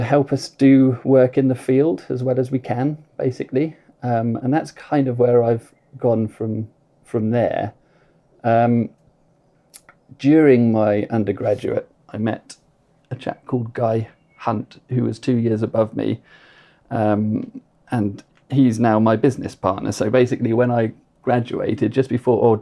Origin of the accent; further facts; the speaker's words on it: Arundel, South East England, United Kingdom; I grew up in Arundel in West Sussex